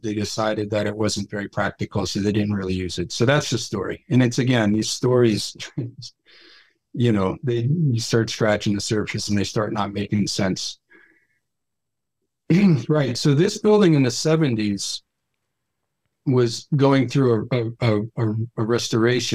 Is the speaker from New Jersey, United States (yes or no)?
yes; New Jersey, United States; I grew up again in New Jersey. And so I grew up in a 100-year-old house